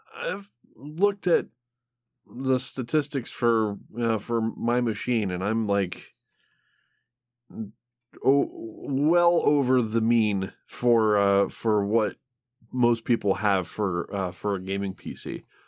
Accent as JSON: {"language": "English", "region": "Michigan", "country": "United States", "tie": "born or raised there", "said": "I grew up in Michigan"}